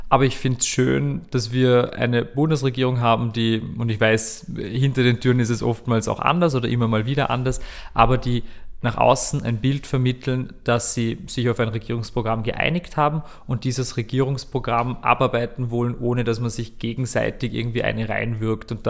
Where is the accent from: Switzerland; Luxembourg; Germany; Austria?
Austria; Vorarlberg; Ich war, ich war mal dabei in Vorarlberg, ich bin ja Vorarlberger